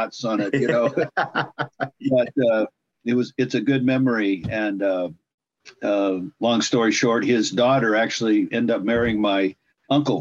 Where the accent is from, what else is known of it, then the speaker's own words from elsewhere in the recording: California, United States; I was born and raised in California.